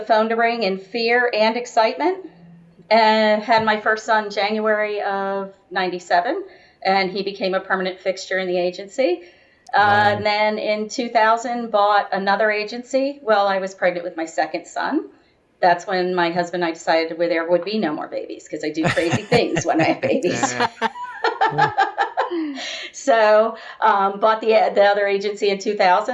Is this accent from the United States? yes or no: yes; Florida, United States; also born or lived in Miami, Florida / St. Petersburg, Florida; I'm a Florida girl, born and raised. Moved from Miami over to Tampa, St. Pete